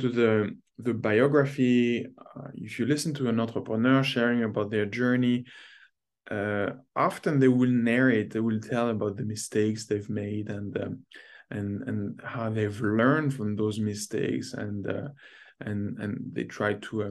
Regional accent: France; moved away as an adult; now in North America; growing up in France

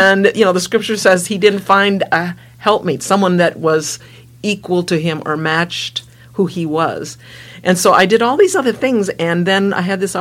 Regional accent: northern Minnesota, United States; I am from northern Minnesota, way up in the tundra. Cold, remote, rural area. Grew up there

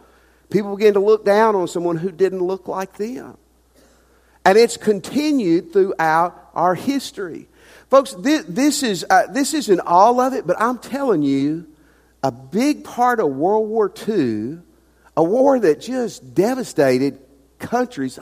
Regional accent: the South, United States; now in Ruston, United States; I grew up in the South. I've been in the South my whole life

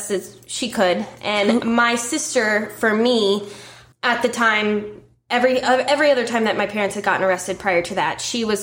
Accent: Marietta, Georgia, United States; born there; I was born here in Marietta.

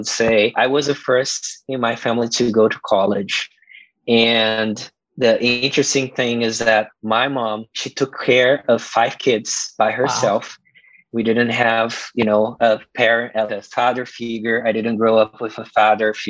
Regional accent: Brazil; moved away; growing up in Brazil in this poor neighborhood, it was very violent

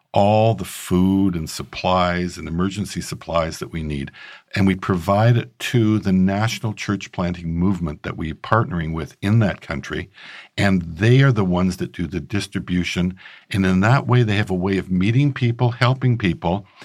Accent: Regina, Saskatchewan, Canada; I grew up in Regina, Saskatchewan, Canada.

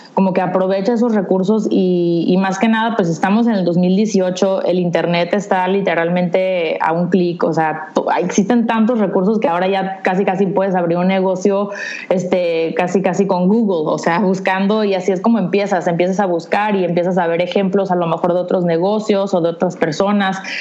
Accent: San Diego, California, United States; now in Tijuana, Mexico; vivo en Tijuana, aunque nací en San Diego, entonces estoy ubicada en la frontera de San Diego-Tijuana

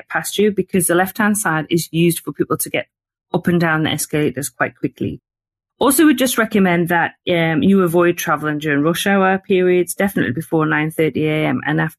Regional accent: North East England, United Kingdom; accent: Geordie; So I'm a Geordie, because I'm from the Northeast. So that kind of applies to Tyneside and Northumberland.

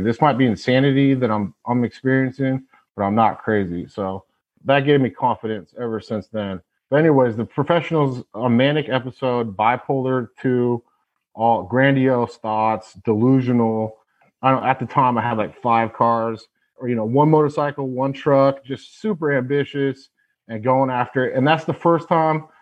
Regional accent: Tacoma, Washington, United States; also born or lived in Honolulu, Hawaii; I was born in Hawaii, actually in Honolulu. Moved to Tacoma, Washington, and that's where I first got started

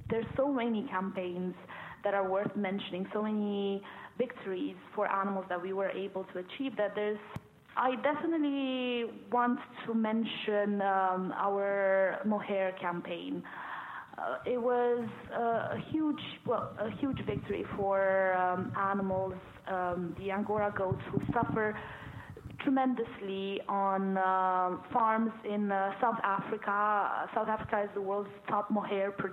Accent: Romania; moved away as an adult; now in United Kingdom; I am originally from Romania

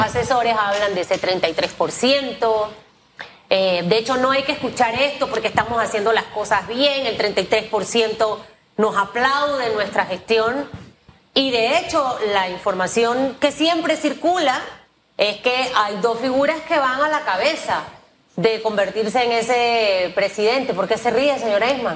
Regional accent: Panama; soy una panameña que igual ejerce el voto

